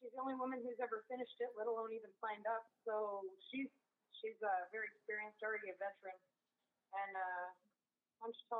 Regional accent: West Alaska, United States; I'm from West Alaska

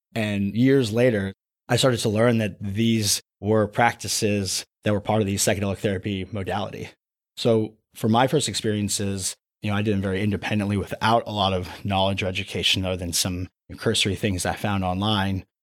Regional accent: Anaheim, California, United States; moved away as an adult; also born or lived in East Coast / Los Angeles; I was born and raised in a city called Anaheim, right where Disneyland is

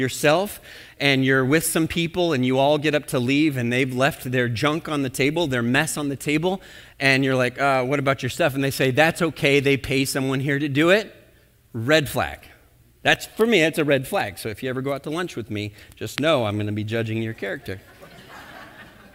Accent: Minnesota, United States; we're from Minnesota

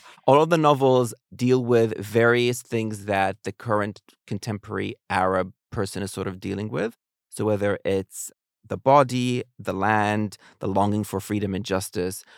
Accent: New Zealand; moved away; I grew up in New Zealand

